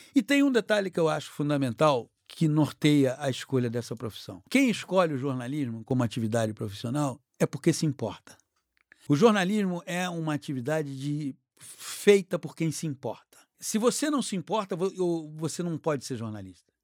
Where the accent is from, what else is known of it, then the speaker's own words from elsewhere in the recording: Rio de Janeiro, Brazil; eu nasci no Leblon, é, na quadra da praia, inclusive. Morava, meus pais moravam na quadra da praia